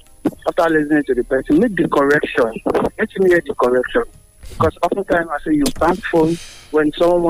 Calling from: Abeokuta, Ogun State, Nigeria; I'm calling from Abeokuta.

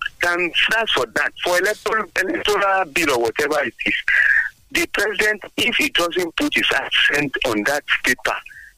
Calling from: Abeokuta, Ogun State, Nigeria; from Abeokuta.

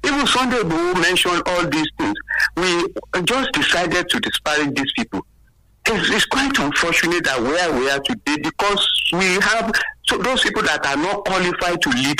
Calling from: Abeokuta, Ogun State, Nigeria; calling from Abeokuta.

